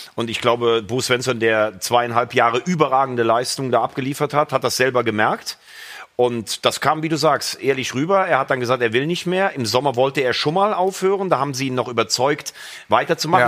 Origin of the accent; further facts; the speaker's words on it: Mayen, Rhineland-Palatinate, Germany; ich bin ja in Mayen geboren